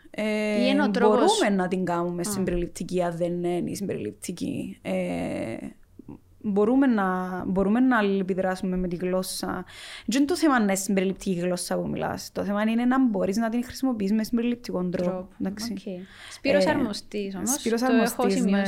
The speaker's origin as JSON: {"language": "Greek", "country": "Cyprus", "also_born_or_lived": "Athens", "accent": "Cypriot Greek"}